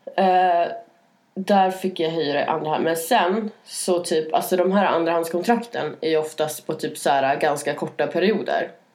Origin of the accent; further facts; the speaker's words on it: Norrland, Sweden; now in Stockholm, Sweden; jag kommer från Norrland